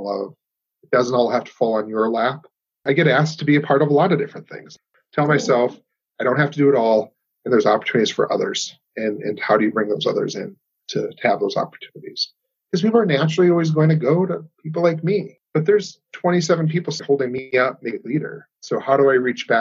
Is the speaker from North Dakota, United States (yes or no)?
yes; Minot, North Dakota, United States; I grew up here in North Dakota, live here, been here 38 years of my life